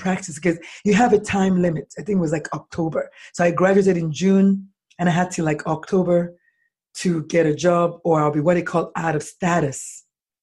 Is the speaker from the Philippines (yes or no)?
no; Nigeria; moved away as an adult; now in United States; I was born in Nigeria, and I American nationalized. I went to medical school in Nigeria